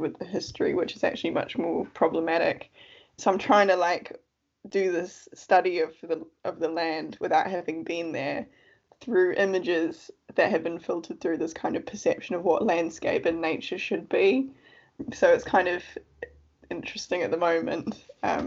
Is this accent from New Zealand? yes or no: yes; New Zealand; moved away as an adult; also born or lived in United Kingdom; now in Cambridge, United Kingdom; I am from New Zealand. I've been living in the UK for about 6 or 7 years now.